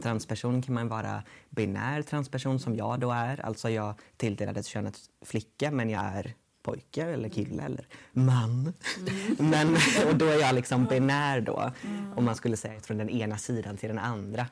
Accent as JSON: {"language": "Swedish", "town": "Gothenburg", "region": "Västra Götaland", "country": "Sweden", "also_born_or_lived": "Dals Långed", "said": "jag kommer från Göteborg"}